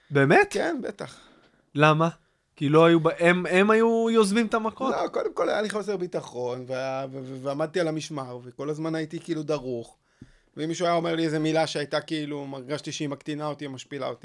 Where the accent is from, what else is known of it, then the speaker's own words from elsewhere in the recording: Tel Aviv, Tel Aviv District, Israel; צפון תל אביב, כן.